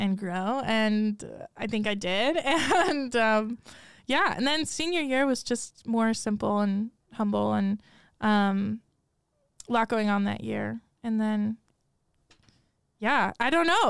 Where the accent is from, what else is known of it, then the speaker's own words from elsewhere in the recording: Rochester, New York, United States; moved away as an adult; now in Steubenville, United States; I grew up in Rochester, New York